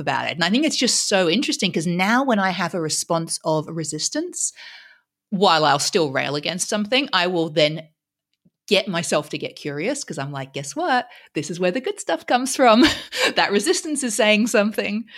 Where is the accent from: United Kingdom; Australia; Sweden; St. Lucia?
Australia; moved away; we're both Aussie originally, um, and so I grew up in Australia